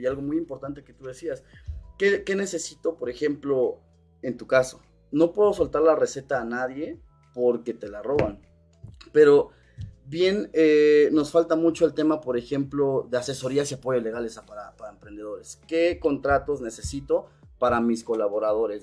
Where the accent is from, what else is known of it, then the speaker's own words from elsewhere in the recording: Cuernavaca, Morelos, Mexico; yo soy este emprendedor originario de Cuernavaca, Morelos